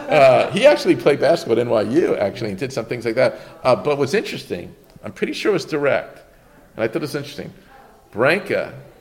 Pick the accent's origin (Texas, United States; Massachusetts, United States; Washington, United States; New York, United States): New York, United States; Mount Vernon; I grew up in Mount Vernon, which is known for its basketball